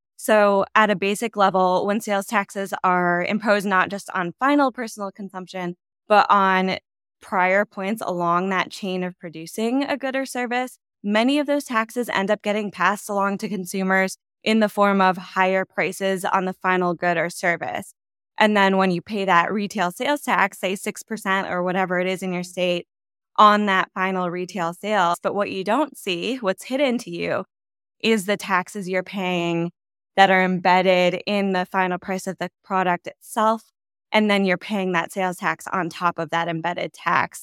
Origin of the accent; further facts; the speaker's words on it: just west of Chicago, Northern Illinois, United States; moved away; I am from Northern Illinois, just west of Chicago